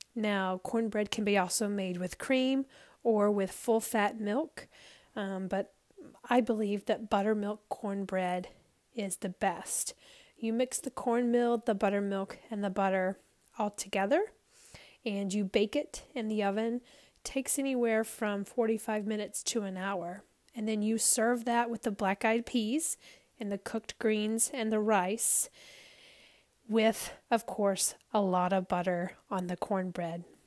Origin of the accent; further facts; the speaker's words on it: the South, United States; I grew up in the South